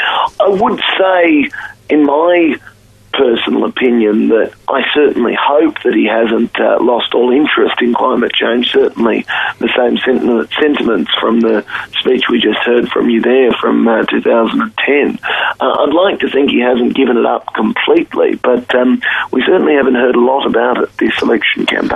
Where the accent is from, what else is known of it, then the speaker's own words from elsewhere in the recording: Queensland, Australia; My parents were old Whitlamites and we hail from Queensland originally.